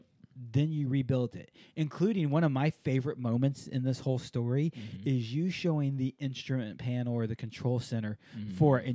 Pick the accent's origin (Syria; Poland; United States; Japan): Japan; moved away; I grew up in Japan